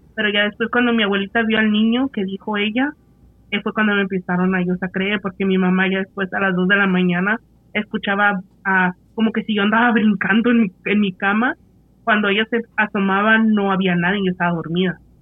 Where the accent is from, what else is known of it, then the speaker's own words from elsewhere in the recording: Mexico; somos mexicanos